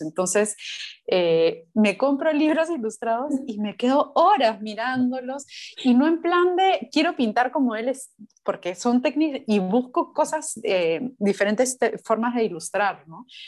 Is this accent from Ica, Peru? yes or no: yes; Chincha Alta, Ica, Peru; moved away; yo crecí en Chincha, entonces para mí ir a Chincha es ese conectar con, con, mi infancia